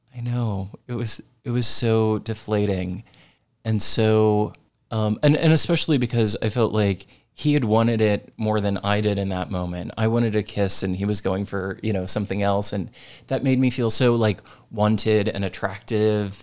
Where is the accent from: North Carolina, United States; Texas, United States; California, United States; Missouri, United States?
Missouri, United States; St. Louis; I grew up in Saint Louis, Missouri, in the suburbs